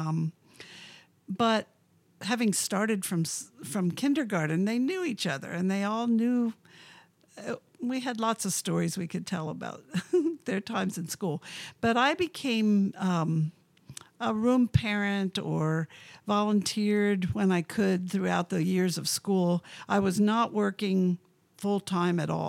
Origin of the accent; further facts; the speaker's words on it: Lancaster County, Pennsylvania, United States; now in Harrisburg, United States; I grew up in Lancaster County, in rural Lancaster County, in a small town as a preacher's kid.